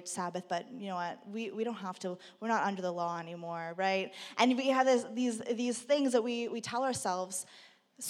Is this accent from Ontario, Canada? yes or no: yes; Burlington, Ontario, Canada; growing up in Burlington